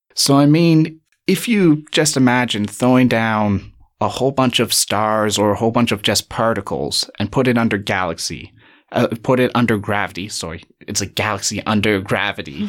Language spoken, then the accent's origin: English; Canada; accent: lack of an accent; moved away as an adult; now in Cape Town, South Africa; I'm from Canada. You might be able to tell by my lack of an accent, uh, or what I believe is a lack of an accent.